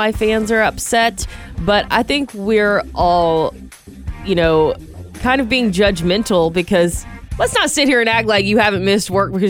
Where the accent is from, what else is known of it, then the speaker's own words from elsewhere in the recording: Georgia, United States; now in Santa Rosa, United States; I'm from Georgia where it rains, so we don't experience drought.